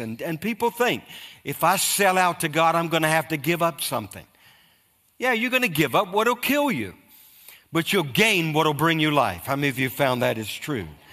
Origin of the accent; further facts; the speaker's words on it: United States; I'm an American